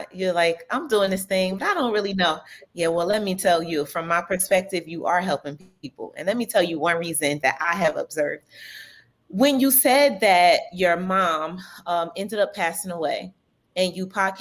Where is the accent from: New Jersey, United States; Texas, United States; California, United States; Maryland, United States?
New Jersey, United States; we're both from New Jersey. We're from the same area